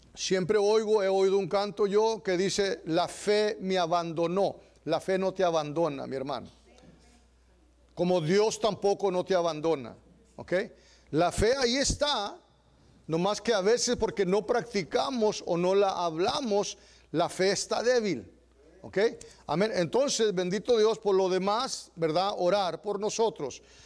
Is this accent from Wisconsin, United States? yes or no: no; Texas, United States; los que somos de Texas